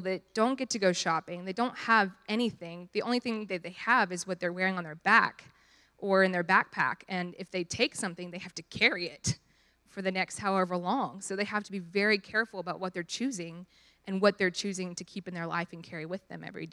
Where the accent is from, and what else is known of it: Dallas, Texas, United States